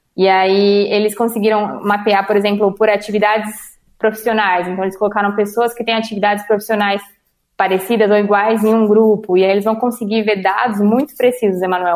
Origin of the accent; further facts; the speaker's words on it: São Paulo, Brazil; sou de São Paulo, tenho 23 anos